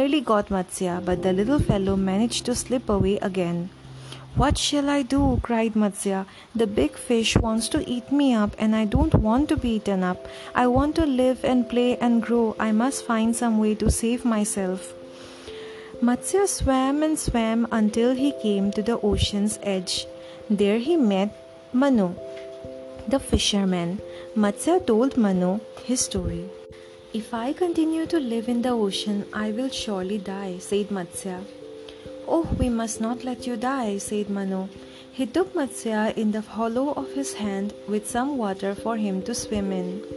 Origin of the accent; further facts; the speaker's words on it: India; my home country